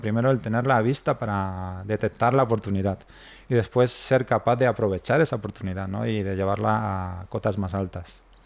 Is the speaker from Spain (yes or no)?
yes; Spain; somos los españoles